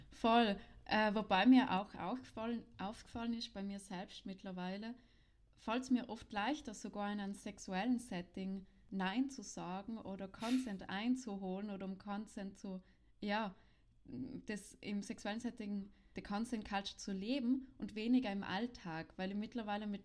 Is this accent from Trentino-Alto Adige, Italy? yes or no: yes; South Tyrol, Trentino-Alto Adige, Italy; in Südtirol, wo ich aufgewachsen bin